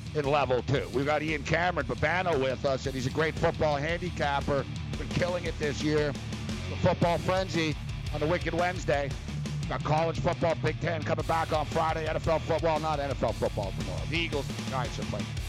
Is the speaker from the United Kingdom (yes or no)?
no; Montreal, Quebec, Canada; we're both from Montreal and uh, me and Captain Kirk went to the same high school.